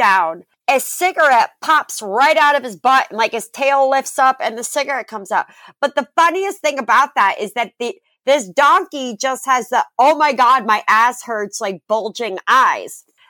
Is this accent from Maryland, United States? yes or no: no; Connecticut, United States; And the town that we grew up in Connecticut, is like the most Christmas place on earth. Like the little downtown cobblestones with the little street lamps.